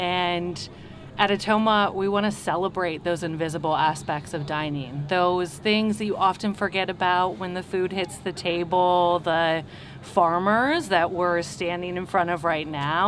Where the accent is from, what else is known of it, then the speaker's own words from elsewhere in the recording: Minnesota, United States; also born or lived in Australia / Mexico; now in Seattle, United States; Yeah, we've been here for about 6 years now. Okay. John comes from New Mexico. I come from Minnesota.